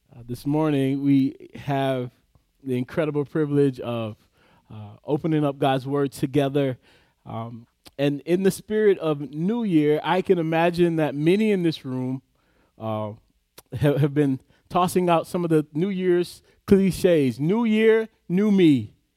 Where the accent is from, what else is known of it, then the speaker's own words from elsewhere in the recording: the South, United States; I grew up in the South